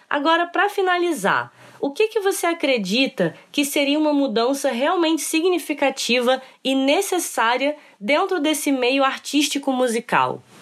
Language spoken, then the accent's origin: Portuguese; Brazil